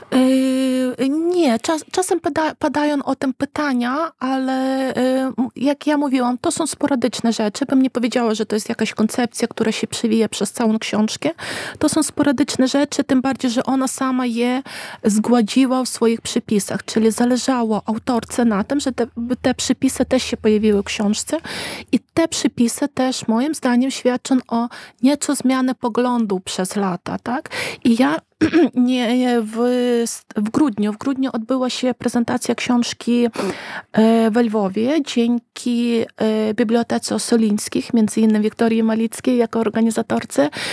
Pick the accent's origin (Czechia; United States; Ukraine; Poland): Ukraine